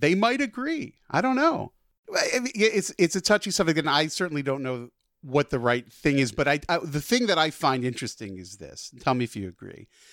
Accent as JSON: {"language": "English", "region": "New Jersey", "country": "United States", "tie": "born or raised there", "said": "I grew up in Jersey"}